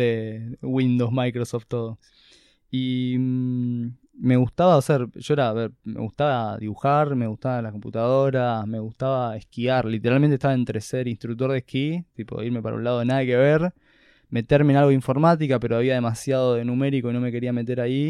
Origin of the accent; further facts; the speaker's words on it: Buenos Aires, Argentina; yo acá de Buenos Aires, literalmente. Capital Federal. Capital Federal, creo que el primer barrio donde viví de chico era Villa Crespo.